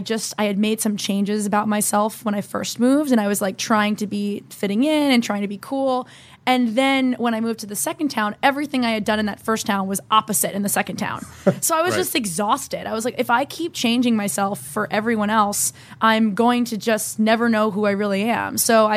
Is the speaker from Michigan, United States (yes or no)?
no; New Jersey, United States; So I grew up in New Jersey, moved 3 times growing up.